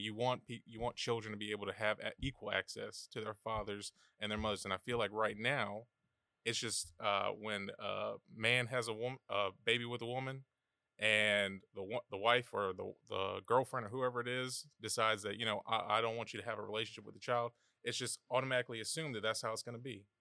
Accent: Savannah, Georgia, United States; moved away; born and raised here in Savannah

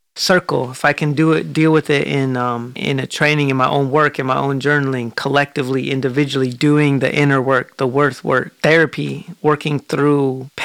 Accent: Portland, Oregon, United States; I grew up in Portland.

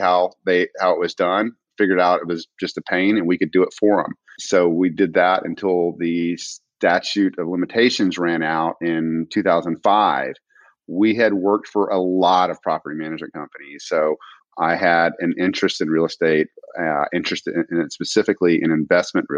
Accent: Alexandria, Louisiana, United States; also born or lived in Houston, Texas; now in Austin, United States; I am from Louisiana. I was born and raised in Alexandria, Louisiana

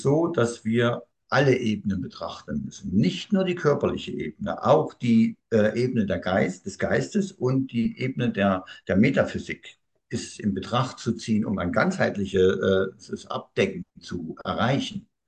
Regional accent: Thuringia, Germany; Ich bin nun mal Thüringer, also jetzt wisst ihr auch, wo ich herkomme.

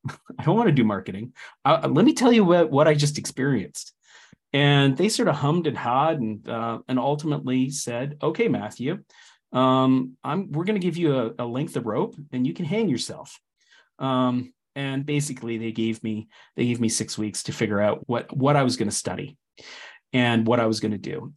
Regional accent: Canada; moved away; I'm Canadian.

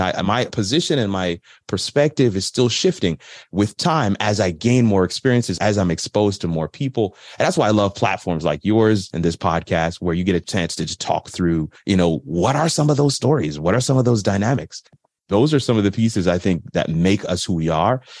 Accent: Florida, United States; also born or lived in New York / South Africa; while I was born in New York, I always tell people I'm a Florida boy

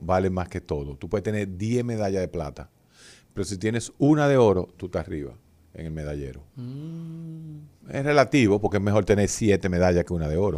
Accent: Dominican Republic

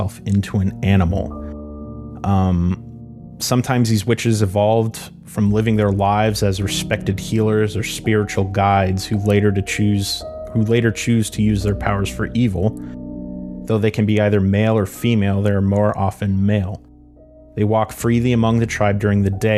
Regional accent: Arizona, United States; growing up in Arizona, in the Southwest

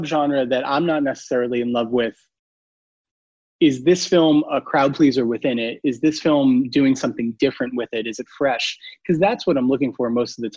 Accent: New York, United States; I grew up in New York

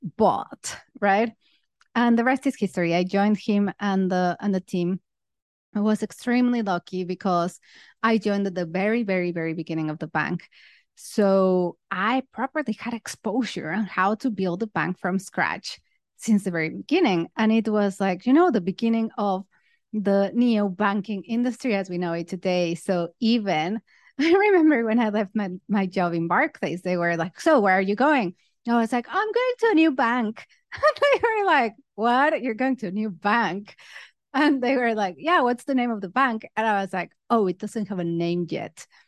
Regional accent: Mexico; moved away as an adult; also born or lived in United Kingdom; now in Singapore; I'm originally from Mexico, but then I moved to the U K to study my master's

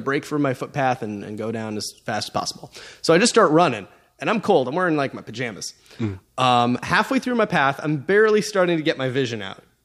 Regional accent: Alaska, United States; I'm from Alaska

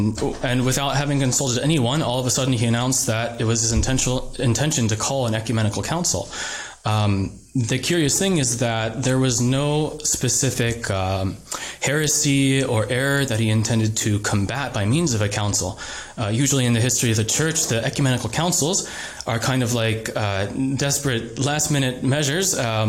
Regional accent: Phoenix, Arizona, United States; I grew up in Phoenix, Arizona. Was raised in a Novus Ordo family, but we found tradition when I was about 10 years old.

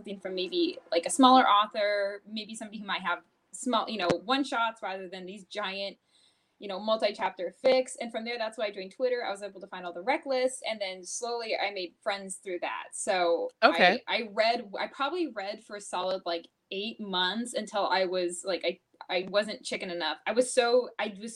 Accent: Seattle, Washington, United States; moved away as an adult; now in Los Angeles, United States; I'm actually originally from Seattle, Washington.

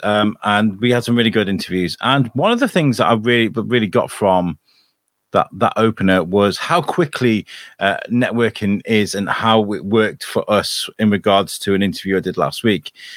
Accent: United Kingdom; now in Shrewsbury, United Kingdom; me being British

